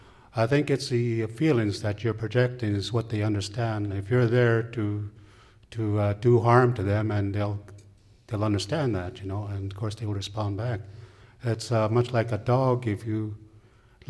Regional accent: Yakutat, Alaska, United States; also born or lived in Juneau, Alaska; that's where I grew up, and that's where my mother comes from there

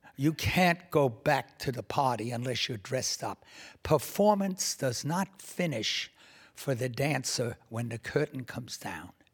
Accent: New York City, New York, United States; I grew up in Washington Heights, which is basically north of Harlem and south of Inwood Hill Park

